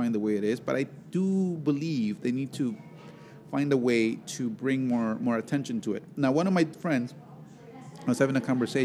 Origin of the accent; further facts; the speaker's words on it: Veracruz, Mexico; English is a second language; now in Chicago, United States; my home state, Veracruz